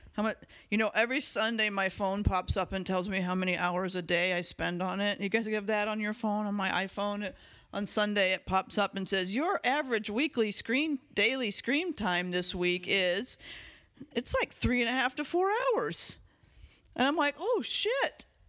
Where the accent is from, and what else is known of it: United States